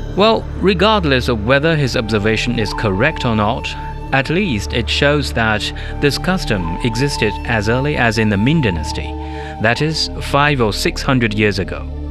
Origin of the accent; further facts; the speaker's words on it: South China, China; that's said in the local southern dialect because I come from South China.